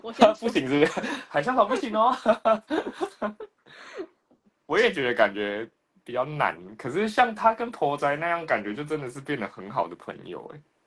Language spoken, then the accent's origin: Chinese; Taiwan; 我们在台湾自己开一个自己的中印厂